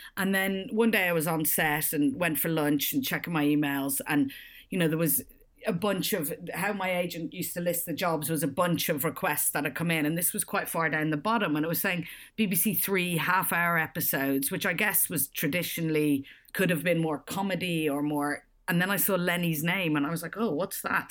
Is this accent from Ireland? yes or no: yes; Ireland; moved away as an adult; also born or lived in Australia / Edinburgh / London; I grew up in Ireland and left quite young to go traveling